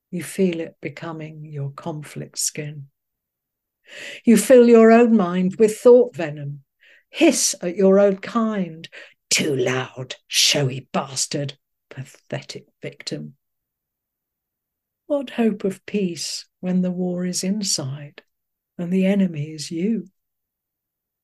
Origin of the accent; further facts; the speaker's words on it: just outside Liverpool, North West England, United Kingdom; moved away as an adult; I grew up just outside Liverpool